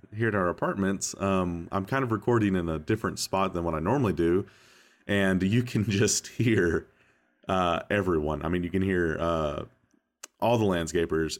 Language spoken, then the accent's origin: English; Tennessee, United States; I grew up in Tennessee, so we just learned how to butcher the human language